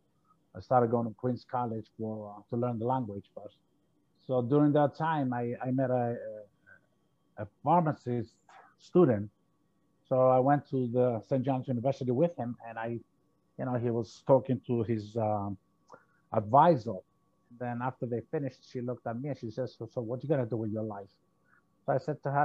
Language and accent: English; Cyprus; moved away as an adult; now in United States; So I came from Cyprus. I'm a Greek of a Greek nationality. I came to the States in 1978.